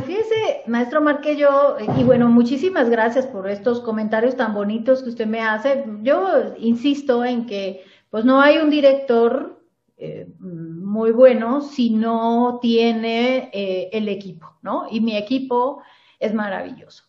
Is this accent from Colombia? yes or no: yes; Cali, Valle del Cauca, Colombia; moved away as an adult; now in Mexico; yo soy originaria de Cali, la ciudad de Cali en Colombia.